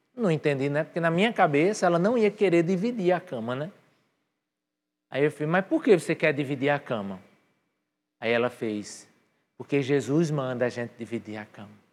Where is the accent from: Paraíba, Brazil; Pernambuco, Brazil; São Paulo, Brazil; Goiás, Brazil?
Paraíba, Brazil; Patos; also born or lived in New York; now in João Pessoa, Brazil; eu geneticamente eu sou de Nova York, mas eu culturalmente fui criado em Patos